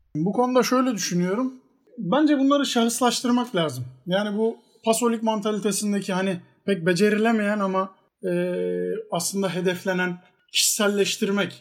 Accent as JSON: {"language": "Turkish", "region": "Trabzon", "country": "Turkey", "said": "ben de Trabzonluyum. Yani Fenerbahçeliyim ama Trabzonluyum."}